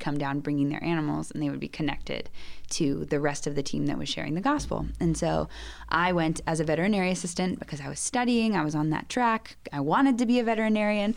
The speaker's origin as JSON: {"language": "English", "region": "Georgia", "country": "United States", "tie": "born or raised there", "moved": "as an adult", "lives_now": "Peru", "said": "I grew up in Georgia"}